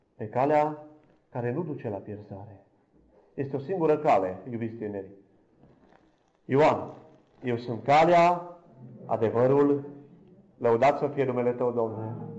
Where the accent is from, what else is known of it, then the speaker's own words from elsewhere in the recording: Câmpia Turzii, Cluj County, Romania; sunt din Câmpia Turzii, slujitor în Biserica Betania